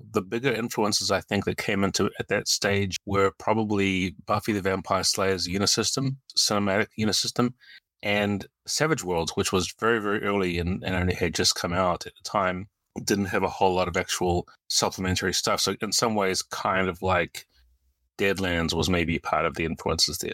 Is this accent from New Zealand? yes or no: yes; New Zealand; moved away; also born or lived in United States; Uh, I'm a New Zealander. I was born here, and I moved to the U S in about nineteen ninety-six, and, uh, lived there for twenty-two years before moving back here to New Zealand in twenty eighteen.